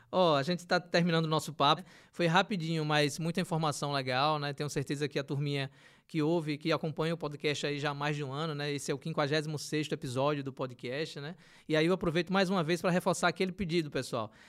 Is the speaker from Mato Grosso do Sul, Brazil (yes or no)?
no; Aracaju, Sergipe, Brazil; Eu sou do, do Bugio, lá sempre uhum. falo do uhum. Bugio, que adoro aquela região lá, que tem um manguezal circulando uhum. ali com o Rio do Sal